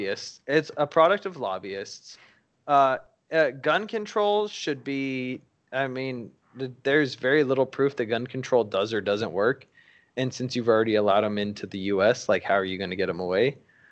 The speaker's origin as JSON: {"language": "English", "region": "Colorado", "country": "United States", "said": "I'm from Colorado"}